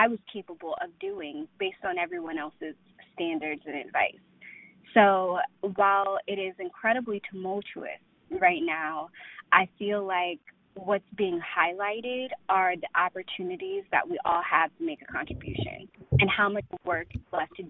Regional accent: Loudoun County, outside D.C., Virginia, United States; now in Alexandria, United States; I grew up right outside of D.C. in Loudoun County.

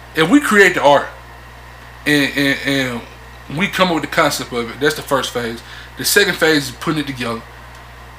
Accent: the South, United States; I'm from the South

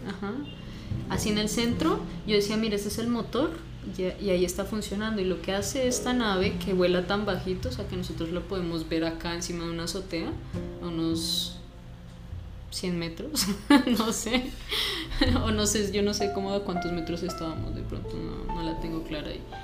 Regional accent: Cuernavaca, Morelos, Mexico; now in Colombia; yo me crié en Cuernavaca, Morelos

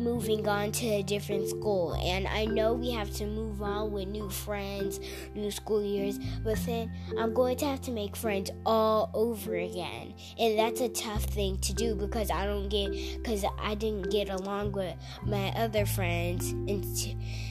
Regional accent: Texas, United States; I'm from Texas

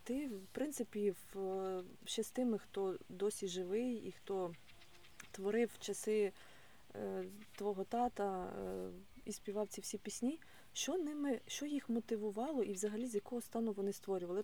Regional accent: Mykolaiv, Mykolaiv Oblast, Ukraine; now in Odesa, Ukraine; я народилась в Миколаєві, виросла в Миколаївщині

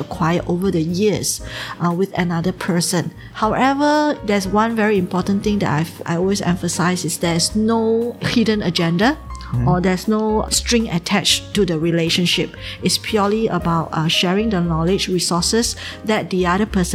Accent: Singapore; moved away as an adult; now in Shanghai, China; I'm from Singapore. I came to Shanghai in 2011, May.

